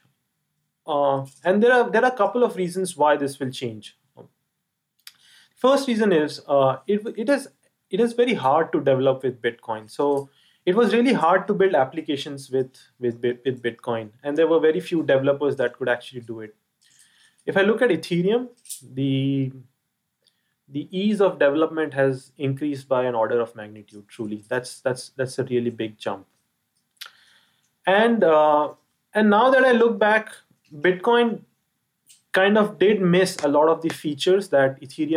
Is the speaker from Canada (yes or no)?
no; India; me being an Indian